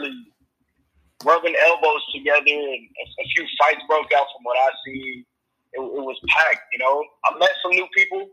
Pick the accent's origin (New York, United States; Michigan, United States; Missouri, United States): Missouri, United States; Kansas City; I'm from Kansas City, Missouri, not Kansas. Born and raised.